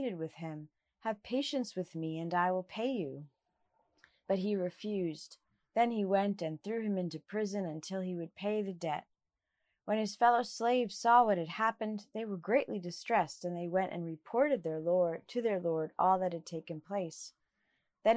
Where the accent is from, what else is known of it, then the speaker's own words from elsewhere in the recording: New Jersey, United States; I was a teenager growing up in the Evangelical Church in New Jersey